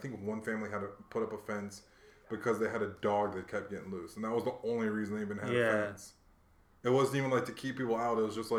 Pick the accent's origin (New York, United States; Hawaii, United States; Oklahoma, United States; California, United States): Hawaii, United States; I'm from Hawaii because I consider myself from Hawaii. I spent most of my life there compared to other places. But my dad was military.